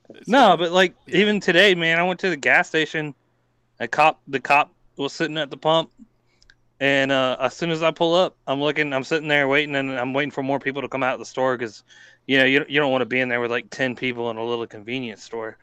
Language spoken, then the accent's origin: English; Columbia, South Carolina, United States; I'm born and raised in Columbia, South Carolina.